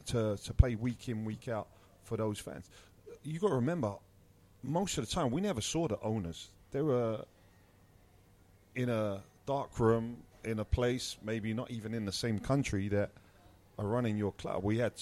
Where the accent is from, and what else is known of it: London, United Kingdom; born or raised there